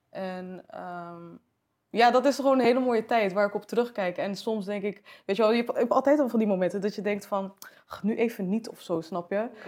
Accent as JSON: {"language": "Dutch", "country": "Morocco", "said": "En kijk, als, als Marokkaans meisje was dat al soort van, weet je, als mijn moeder dat dan vertelde aan haar vriendinnen of zo, dan was het echt van, eh, ja, voetbal moet niet op turnen of zo."}